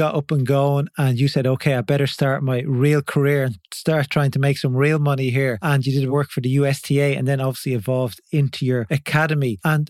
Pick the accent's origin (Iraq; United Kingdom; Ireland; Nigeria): Ireland; I'm from Ireland